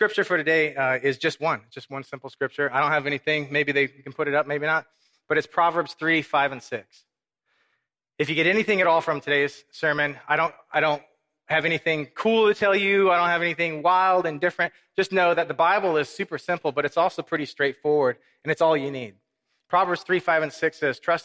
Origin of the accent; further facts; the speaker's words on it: Corpus Christi, Texas, United States; also born or lived in Minnesota / Mexico; I was raised in Corpus Christi.